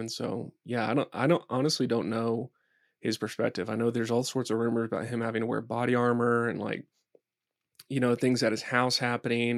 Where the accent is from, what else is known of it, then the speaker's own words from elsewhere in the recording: Dallas, Texas, United States; now in Boulder, United States; I grew up in Dallas, I grew up in Texas